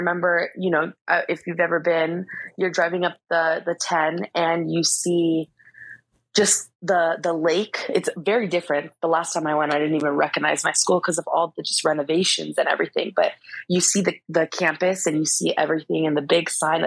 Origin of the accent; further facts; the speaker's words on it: Chula Vista, California, United States; I'm a kid from Chula Vista